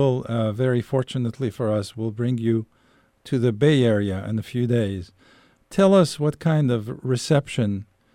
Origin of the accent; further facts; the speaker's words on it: Algeria; moved away; I'm originally from Algeria